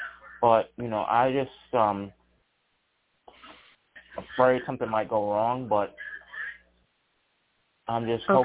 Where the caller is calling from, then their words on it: Charlottesville, Virginia, United States; I'm calling from Charlottesville, Virginia.